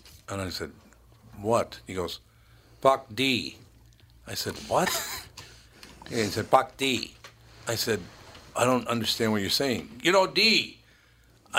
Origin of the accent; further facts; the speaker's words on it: Minneapolis, Minnesota, United States; moved away; also born or lived in Grand Forks, North Dakota; I grew up in North Minneapolis